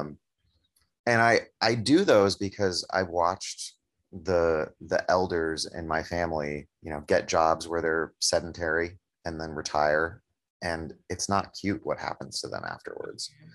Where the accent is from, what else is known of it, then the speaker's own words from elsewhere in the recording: Oakland, California, United States; having it be in my hometown, you know, I'm, I, I know that I'm incredibly privileged to be able to buy a home in Oakland